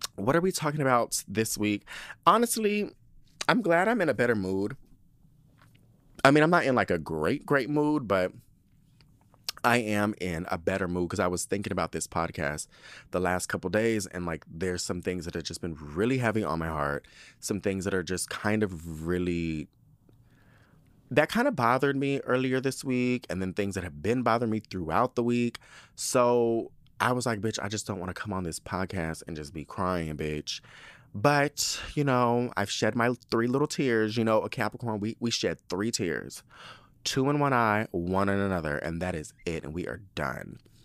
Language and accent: English; Spring Valley, California, United States; also born or lived in Southeast San Diego, California; I wanna say six, we moved to Spring Valley